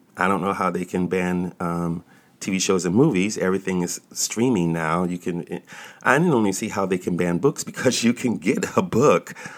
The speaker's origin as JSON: {"language": "English", "country": "United States", "tie": "born or raised there", "also_born_or_lived": "Washington, D.C.", "said": "I was born in this country"}